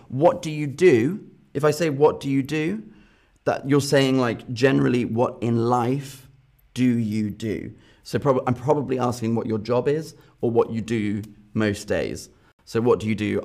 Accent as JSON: {"language": "English", "region": "Northern Ireland", "country": "United Kingdom", "also_born_or_lived": "London", "moved": "yes", "lives_now": "Berlin, Germany", "said": "I'm from Northern Ireland"}